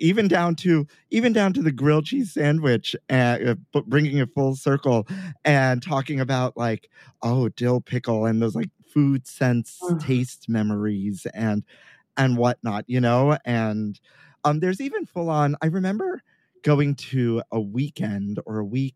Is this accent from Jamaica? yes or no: no; New York City, New York, United States; growing up in Sunset Park, Brooklyn